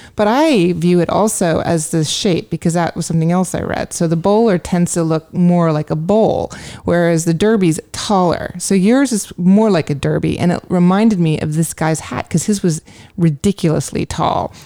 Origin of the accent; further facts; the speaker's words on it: California, United States; moved away; also born or lived in New York; growing up in California.